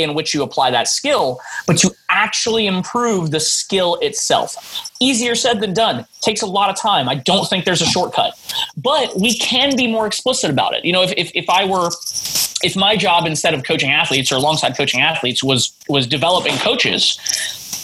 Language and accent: English; Monterey, California, United States; moved away as an adult; now in Seattle, United States; This is when I still lived in my hometown of Monterey